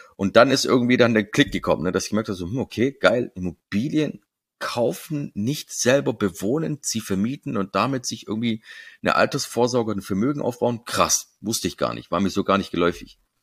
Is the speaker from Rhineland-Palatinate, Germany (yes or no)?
no; Stuttgart, Baden-Württemberg, Germany; meiner Stuttgarter Bubble, wo ich herkomme, ne, wo man mich so kennt, wo ich mein Netzwerk habe